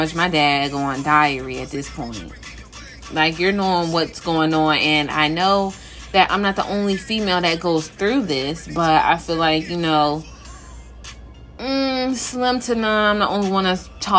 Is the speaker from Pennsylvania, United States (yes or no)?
yes; Philadelphia, Pennsylvania, United States; now in Virginia, United States; I was born in Philly and I'm now in VA